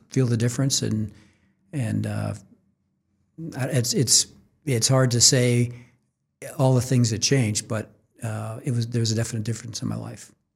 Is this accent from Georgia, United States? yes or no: no; Orchard Park, New York, United States; moved away as an adult; also born or lived in Syracuse, New York; now in Kansas City, United States; we went to high school in, in, in Orchard Park, home of the Buffalo Bills